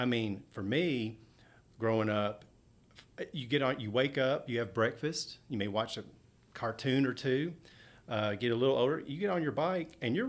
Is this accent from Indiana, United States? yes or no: no; Frankfort, Kentucky, United States; So growing up in Frankfort the prime of my childhood, I'll consider the 80s. Mm-hmm. So being in Frankfort in the 80s was a really good time.